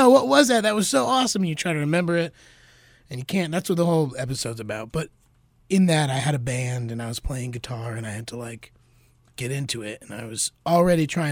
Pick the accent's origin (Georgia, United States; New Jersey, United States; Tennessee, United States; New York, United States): New Jersey, United States; Wyckoff; also born or lived in Maywood, New Jersey; I grew up in New Jersey public school system